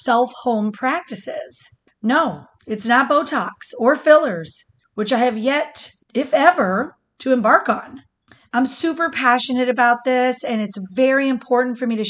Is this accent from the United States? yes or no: yes; Michigan, United States; now in Florida, United States; growing up in Michigan